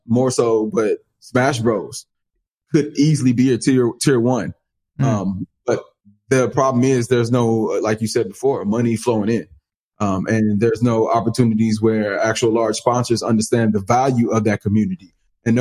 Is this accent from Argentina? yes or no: no; Dallas, Texas, United States; my hometown, Dallas